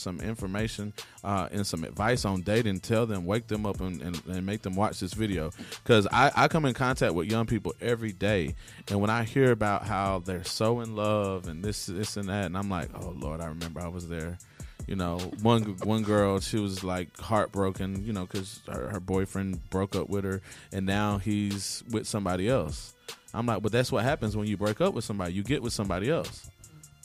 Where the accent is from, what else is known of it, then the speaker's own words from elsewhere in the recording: the South, United States; I'm from the South, more northern than you all are, but I'm still from the South.